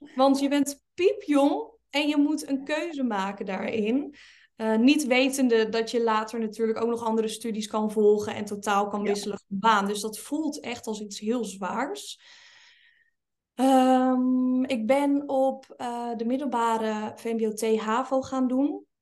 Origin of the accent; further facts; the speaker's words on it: Linschoten, Utrecht, Netherlands; ik ben opgegroeid in een klein dorpje met um, plus minus 5000 inwoners in Linschoten